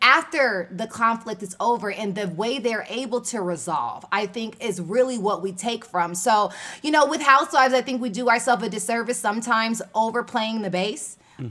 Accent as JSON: {"language": "English", "town": "Los Angeles", "region": "California", "country": "United States", "tie": "born or raised there", "also_born_or_lived": "New York / Japan", "moved": "as an adult", "lives_now": "Atlanta, United States", "said": "Born and raised in South Central Los Angeles"}